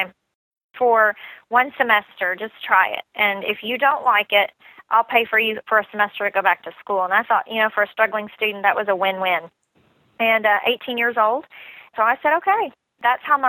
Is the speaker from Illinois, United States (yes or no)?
yes; Southern Illinois, United States; moved away as an adult; now in Nashville, United States; I grew up in Southern Illinois, about 3 hours from Nashville, Tennessee